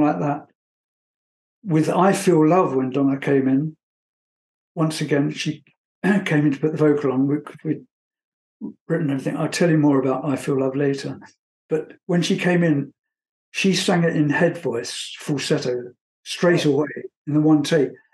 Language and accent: English; England, United Kingdom; moved away as an adult; also born or lived in Munich, Germany; I was from England